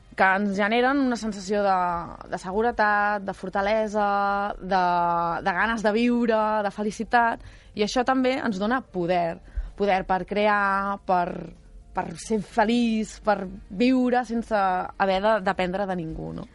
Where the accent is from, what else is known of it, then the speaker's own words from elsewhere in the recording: Esparreguera, Catalonia, Spain; l'avi era, el, era el projeccionista del cine del meu poble. Uh -huh. I llavors jo em passava tots els caps de setmana al cine d'Esparreguera